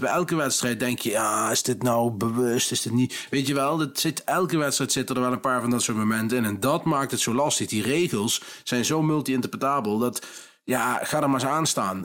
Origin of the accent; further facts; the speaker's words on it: Nijmegen, Gelderland, Netherlands; ik kom gewoon uit Nijmegen, mensen. Het is geen Brabants wat ik praat.